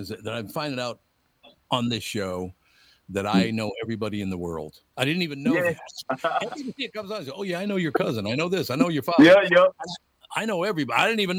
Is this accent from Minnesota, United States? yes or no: yes; Minneapolis, Minnesota, United States; I grew up in North Minneapolis.